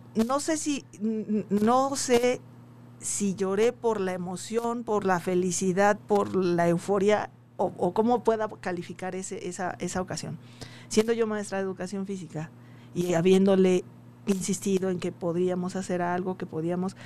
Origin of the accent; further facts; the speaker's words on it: town near Coacalco, State of Mexico, Mexico; cercano a, la casa, al, pueblo de donde soy